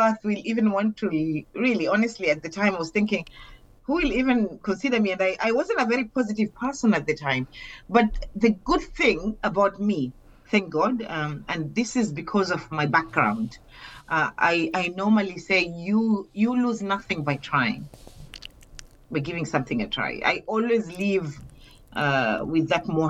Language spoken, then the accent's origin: English; Mombasa, Mombasa County, Kenya; I come from Kenya, but I come from Mombasa